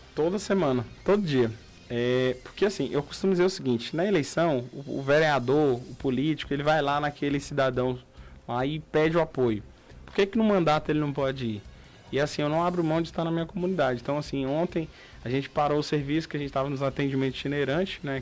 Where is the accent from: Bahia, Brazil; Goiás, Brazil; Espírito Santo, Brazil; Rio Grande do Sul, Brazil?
Goiás, Brazil; Luziânia; nós que crescemos nesse bairro, nós crescemos em Luziane, no Ingá